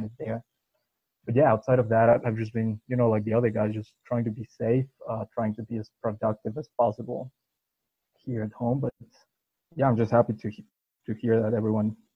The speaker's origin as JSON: {"language": "English", "region": "Puebla", "country": "Mexico", "tie": "born or raised there", "said": "my hometown club, Puebla FC"}